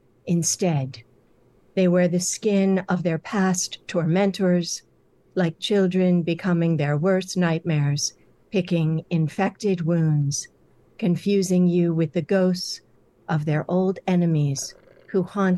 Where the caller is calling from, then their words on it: New York City, New York, United States; New York City.